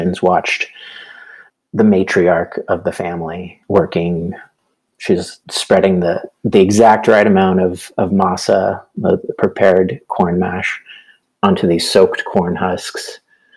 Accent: San Antonio, Texas, United States; I grew up in San Antonio, Texas, so we could be close to family

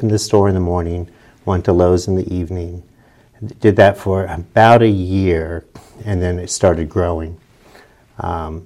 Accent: New Philadelphia, Ohio, United States; also born or lived in Utah; This is where my mom's family was from. So we moved back. I grew up here

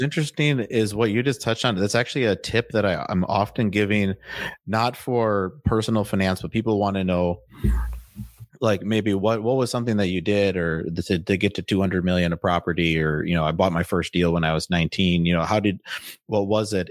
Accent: Waukesha, Wisconsin, United States; moved away as an adult; now in Austin, United States; I'm from Waukesha, like you said, and then, um, we lived in, like, a heavily wooded area

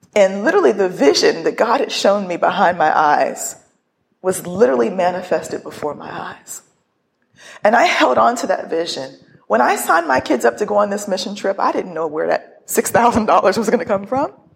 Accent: northern Ohio, United States; now in Pittsburgh, United States; I grew up in Ohio. I really never left northern Ohio.

